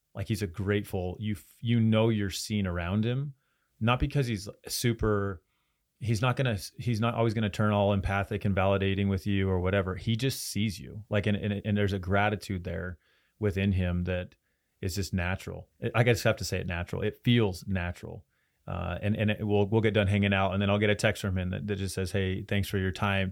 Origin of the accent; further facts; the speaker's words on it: Roy, Utah, United States; So I'm from Roy and in Roy itself, there were people coming from Idaho, from Wyoming, from all over Utah